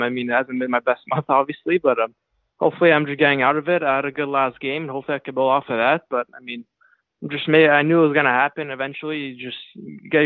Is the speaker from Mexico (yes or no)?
no; Montreal, Quebec, Canada; also born or lived in New York City, United States; I was always from Montreal. I mean, I was born in Montreal.